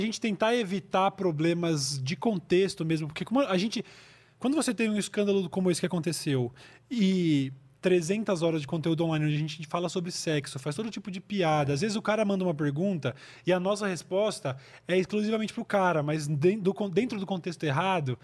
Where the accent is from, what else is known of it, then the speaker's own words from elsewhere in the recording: Jundiaí, São Paulo, Brazil; eu sou de Jundiaí